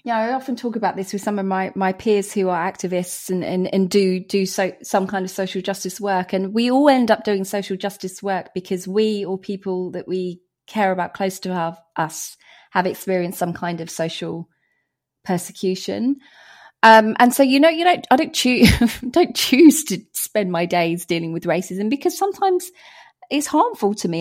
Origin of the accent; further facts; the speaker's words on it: Hertfordshire, East of England, United Kingdom; Britain, Hertfordshire